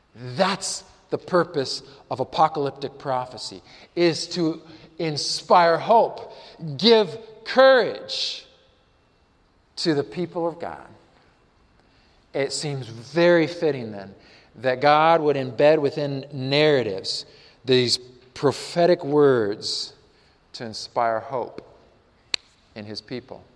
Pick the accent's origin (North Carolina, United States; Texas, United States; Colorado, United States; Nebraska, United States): Colorado, United States; I'm from Colorado